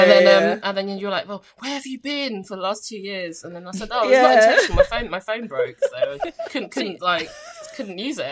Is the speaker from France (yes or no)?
no; United Kingdom; But I spelt it with a U because I'm British.